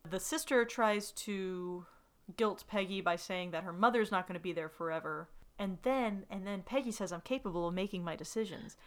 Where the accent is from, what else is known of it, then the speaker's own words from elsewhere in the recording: the South, United States; growing up in the South